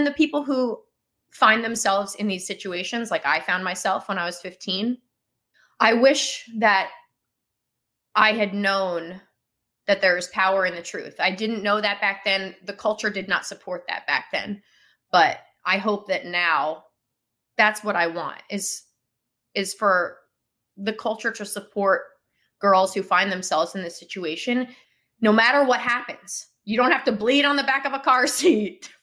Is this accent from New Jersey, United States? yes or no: yes; Kinnelon, New Jersey, United States; Kinnelon is where I'm from. That's why I said Kinnelon High School. That's my hometown